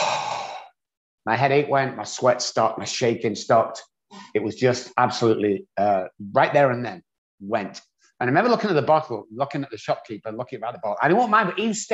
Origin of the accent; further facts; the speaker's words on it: England, United Kingdom; moved away; I grew up on a council estate in England